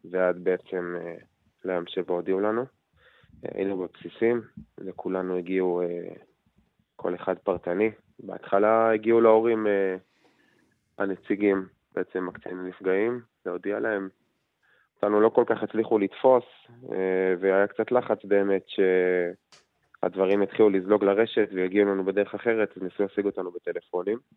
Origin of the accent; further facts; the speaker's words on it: Kiryat Arba, West Bank, Palestine; במקום שאנחנו גדלנו בו ובאים ממנו, ההורים גרים בקריית ארבע.